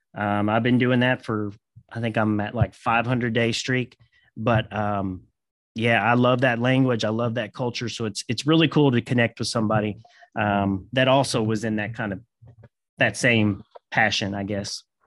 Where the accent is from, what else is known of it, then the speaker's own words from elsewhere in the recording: Kentucky, United States; I'm from Kentucky